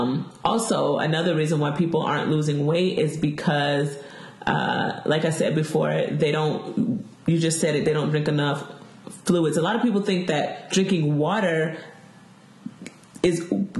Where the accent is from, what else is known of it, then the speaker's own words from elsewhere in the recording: the South, United States; Oh, okay, so I am from the South. Me and Sabrina are from the South.